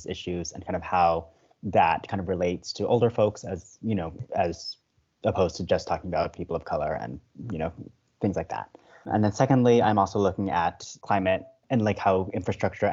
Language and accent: English; Manhattan Beach, California, United States; I am from Manhattan Beach, California, just south of LAX